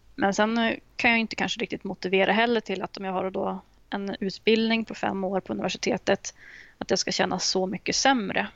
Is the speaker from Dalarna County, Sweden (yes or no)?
no; Uppsala, Uppsala County, Sweden; moved away as an adult; now in Jönköping, Sweden; från Uppsala ursprungligen så att jag skulle väl nästan säga att jag är Uppsalabo fortfarande. Men, men jag flyttade till Jönköping för ett år sedan